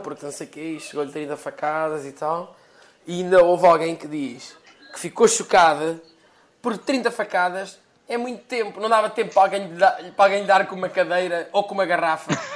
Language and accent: Portuguese; Portugal; now in London, United Kingdom; nós eh, ambos saímos de Portugal, eu fui para, para, para Londres